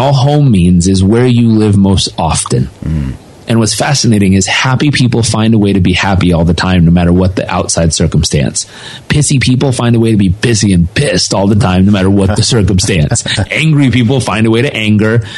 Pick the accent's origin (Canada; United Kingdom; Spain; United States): United States; Southern California; I grew up in Southern California